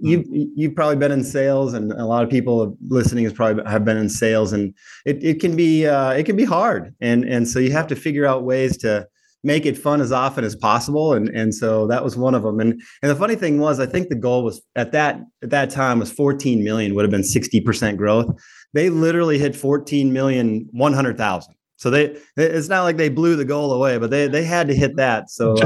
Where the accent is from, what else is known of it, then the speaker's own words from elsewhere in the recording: Minnesota, United States; now in Chattanooga, United States; I grew up in Minnesota, but I'm now in Chattanooga.